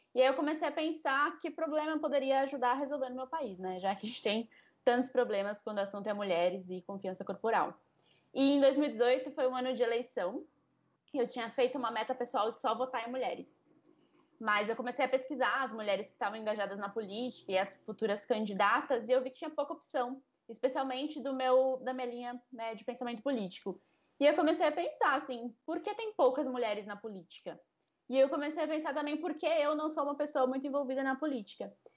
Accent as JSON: {"language": "Portuguese", "town": "Rio Claro", "region": "São Paulo", "country": "Brazil", "tie": "born or raised there", "moved": "as an adult", "lives_now": "Rio de Janeiro, Brazil", "said": "Eu sou do interior de São Paulo também, sou de Rio Claro. Eu comecei minha vida bandeirante"}